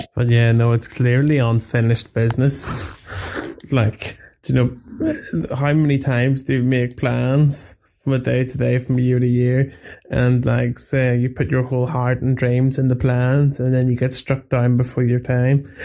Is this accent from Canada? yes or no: no; Belfast, Northern Ireland, United Kingdom; I'm from Belfast in Ireland.